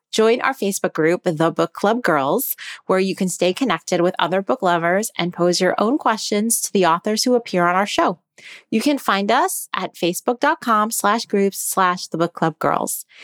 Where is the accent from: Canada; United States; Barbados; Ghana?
United States; New York City, New York; being a New Yorker, even though I don't live in Brooklyn